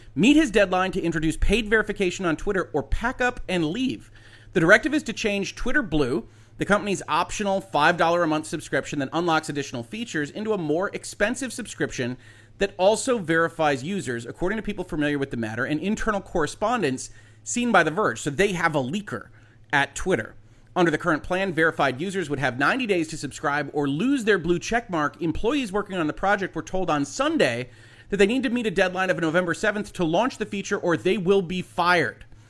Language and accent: English; United States; as an American citizen